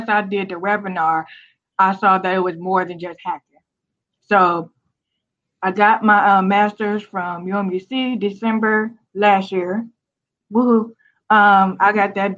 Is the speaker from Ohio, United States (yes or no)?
yes; Cleveland, Ohio, United States; moved away as an adult; also born or lived in Southern Maryland; now in Ashburn, United States; I'm originally from Cleveland, Ohio